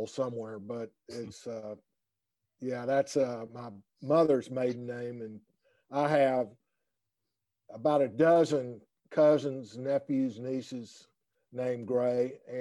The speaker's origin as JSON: {"language": "English", "town": "Winston-Salem", "region": "North Carolina", "country": "United States", "accent": "North Carolina", "moved": "yes", "lives_now": "Portland, United States", "said": "my North Carolina accent"}